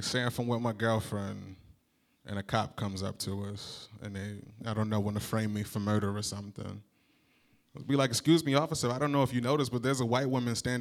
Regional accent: New Jersey, United States; moved away as an adult; now in Chicago, United States; I'm from New Jersey

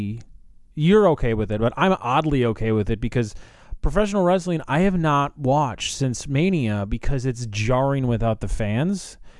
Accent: United States; I'm an American

